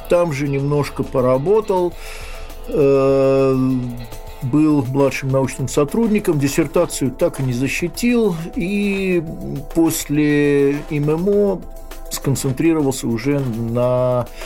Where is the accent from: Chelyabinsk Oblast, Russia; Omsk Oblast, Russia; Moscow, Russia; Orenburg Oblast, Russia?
Moscow, Russia; born there; Э, я родился 7 декабря 60 года в Москве.